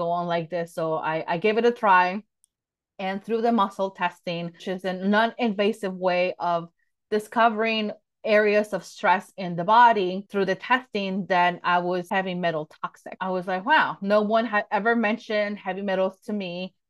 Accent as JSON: {"language": "English", "region": "Mexico City", "country": "Mexico", "tie": "born or raised there", "said": "I was born and raised in Mexico City."}